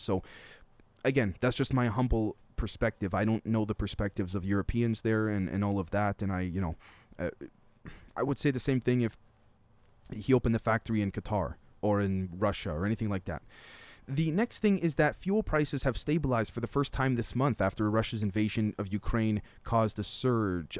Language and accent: English; Canada; a Canadian